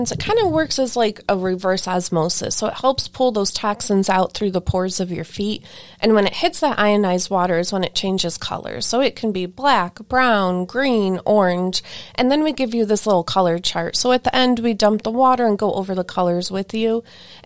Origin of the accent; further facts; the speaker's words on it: Lake County, Ohio, United States; also born or lived in Geauga County, Ohio; I grew up in Lake County before I lived here when I was younger, but I grew up in Lake County as like my older